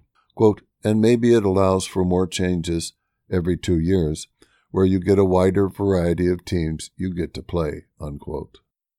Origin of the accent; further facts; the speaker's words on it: Waverly, United States; I grew up in Waverly, so I came to the newspaper with prior knowledge of the area and its residents.